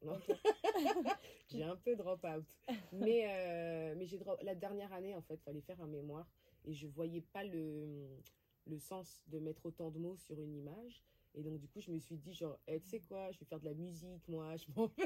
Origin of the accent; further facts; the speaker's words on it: Créteil, Île-de-France, France; j'ai grandi à Créteil. Donc je viens principalement de là, avec des origines d'Afrique du Nord, donc d'Algérie et de Tunisie